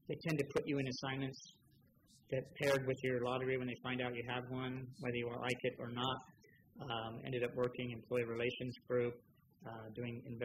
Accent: St. Helena, California, United States; moved away as an adult; also born or lived in Los Angeles; born and raised in St. Helena, Napa County, over the hill. Grew up in that small town

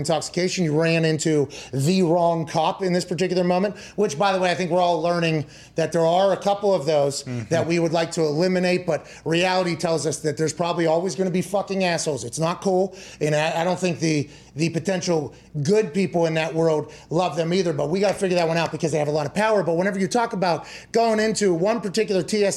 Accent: Pittsburgh, Pennsylvania, United States; I'm from Pittsburgh

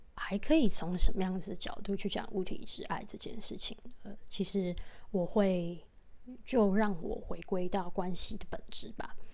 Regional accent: Taiwan; 那是我们台湾人共同的一个， 呃， 大型灾难的回忆

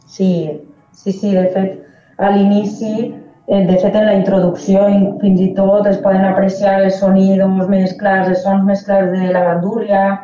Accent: Valencian Community, Spain; som del País Valencià

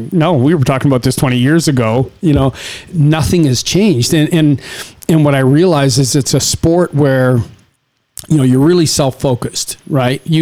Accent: Saskatchewan, Canada; now in Las Vegas, United States; where you and I come from, we come from Saskatchewan in Canada. It's small farming communities, and we grew up in a very, very different way

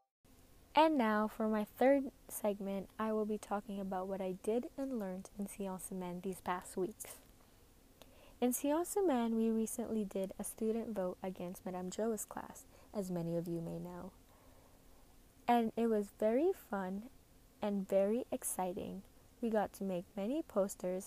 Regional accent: Saskatchewan, Canada; also born or lived in Philippines; I was born and raised in the Philippines, and when I was about 7 years old, I moved here to Canada along with my parents and my two aunties

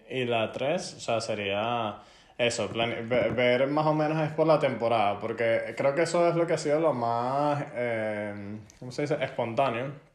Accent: Venezuela; moved away; lo que nosotros hacemos como inmigrantes venezolanos en el exterior

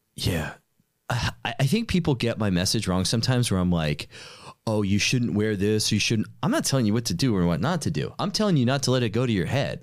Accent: New York City, New York, United States; I'm from New York. Nobody has a freaking car

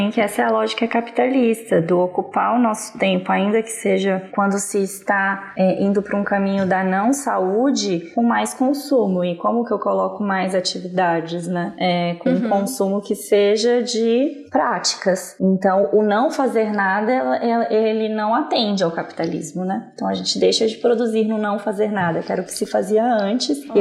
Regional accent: Brasília, Federal District, Brazil; now in São Paulo, Brazil

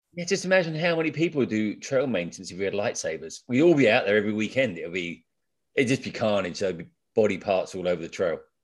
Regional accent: England, United Kingdom; moved away; I'm really from England

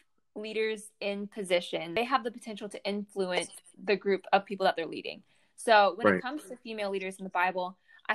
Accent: Atlanta, Georgia, United States; I am from Atlanta, Georgia. I go to school at Liberty

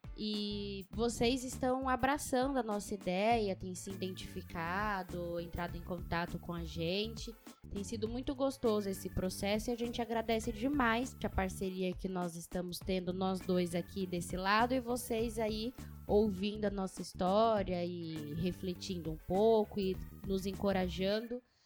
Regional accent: São Paulo, Brazil; moved away as an adult; now in Rondônia, Brazil; Nasci na Zona Leste, cresci na Zona Leste

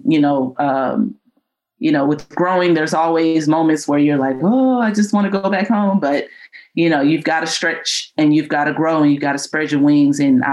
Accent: San Antonio, Texas, United States; moved away; being there in San Antonio, and I'm from San Antonio. So it was great to be home coaching

